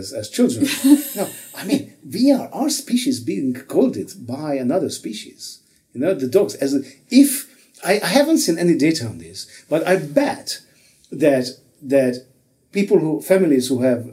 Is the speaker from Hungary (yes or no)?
yes; Hungary; I'm from Hungary